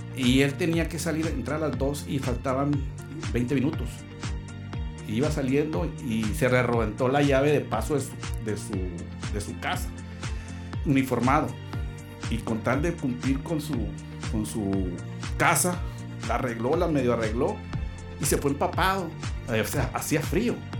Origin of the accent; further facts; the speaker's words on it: Mexicali, Baja California, Mexico; also born or lived in Chihuahua, Chihuahua; de ahí estuvimos eh, toda nuestra infancia, nuestra juventud la vivimos en la colonia industrial